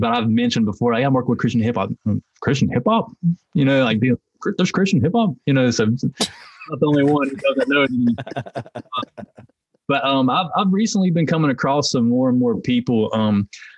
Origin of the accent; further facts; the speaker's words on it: Hickory, North Carolina, United States; I'm from Hickory, North Carolina, which is it's kind of sectioned off. And one of the sections is called Longview. So I'm from Longview